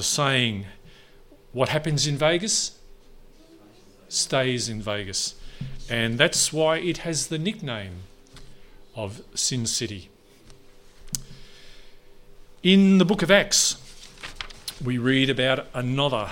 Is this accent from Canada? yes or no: no; Neerim North, Victoria, Australia; I'm from Nearham North. It's just up the road. I did year 12 at Warrigal. Another high school at years 7 to 9 at Nearham South, 11 at Nearham South